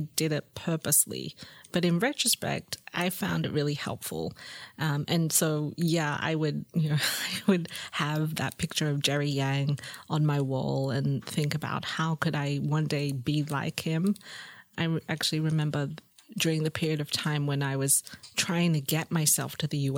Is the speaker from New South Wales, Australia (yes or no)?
yes; Sydney, New South Wales, Australia; also born or lived in Singapore; I grew up in Sydney in Lane Cove